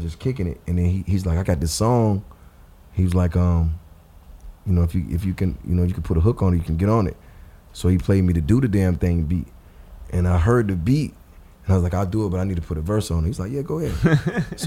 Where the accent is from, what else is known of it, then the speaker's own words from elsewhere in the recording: Georgia, United States; I'm from Georgia